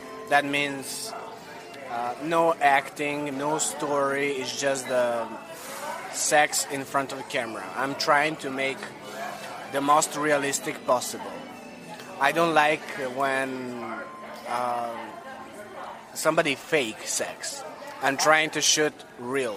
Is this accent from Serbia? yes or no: yes; Serbia; first language Serbian; English is a second language; moved away as an adult; now in Miami, United States; I'm coming from Europe, from Serbia. I live in Miami, currently